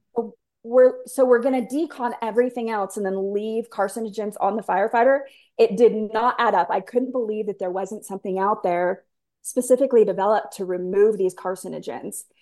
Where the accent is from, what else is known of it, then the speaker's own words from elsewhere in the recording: San Diego, California, United States; moved away as an adult; I was born and raised in San Diego, so 70 and sunny every day, right?